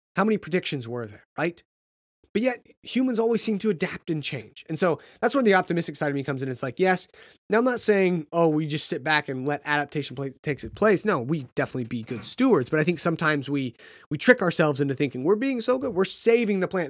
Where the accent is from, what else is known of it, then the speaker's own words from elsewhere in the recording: United States; being American